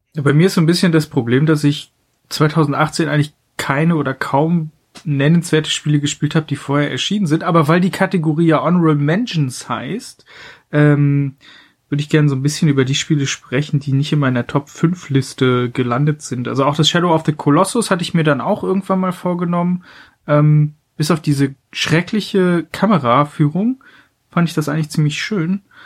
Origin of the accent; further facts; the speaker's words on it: Mecklenburg-Vorpommern, Germany; meiner Heimat Mecklenburg-Vorpommern